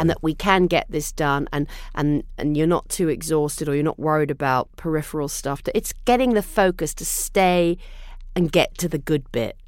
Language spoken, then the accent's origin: English; England, United Kingdom; now in United States; I'm English person.